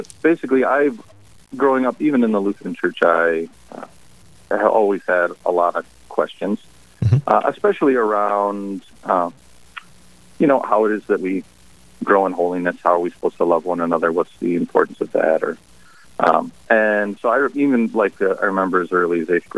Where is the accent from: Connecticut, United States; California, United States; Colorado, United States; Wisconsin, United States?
Wisconsin, United States; moved away as an adult; also born or lived in Nicaragua; now in New Ulm, United States; I grew up in Wisconsin